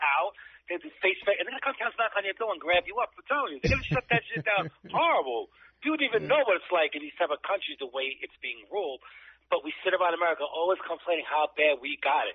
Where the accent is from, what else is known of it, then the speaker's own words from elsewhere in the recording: United States; as an American